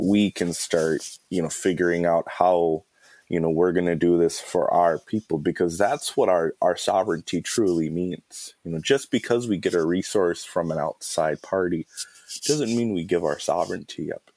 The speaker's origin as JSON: {"language": "English", "area": "Mille Lacs", "region": "Minnesota", "country": "United States", "said": "I am of the Eagle Clan and I'm from Mille Lacs."}